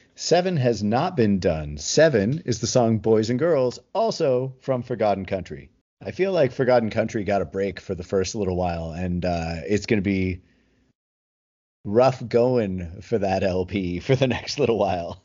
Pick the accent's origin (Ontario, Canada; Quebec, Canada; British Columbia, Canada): Ontario, Canada; Toronto; I'm, from Toronto